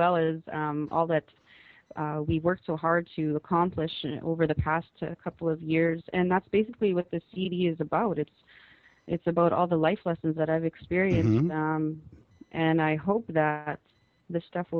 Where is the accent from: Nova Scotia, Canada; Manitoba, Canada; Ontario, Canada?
Manitoba, Canada; Winnipeg; also born or lived in Keeseekoowenin First Nation, southern Manitoba; I was born in Winnipeg, Manitoba, Canada. As you had mentioned, I'm from the Kisikuwinan First Nation, which is in southern Manitoba. I was raised in, partly in Winnipeg, partly in back home in Kisi.